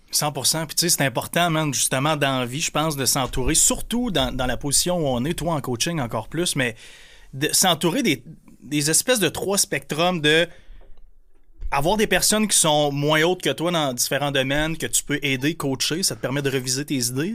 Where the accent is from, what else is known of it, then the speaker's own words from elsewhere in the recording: Percé, Quebec, Canada; moved away; also born or lived in Montreal / Grande-Rivière; j'ai grandi à Percé. Je suis un gars de région, moi aussi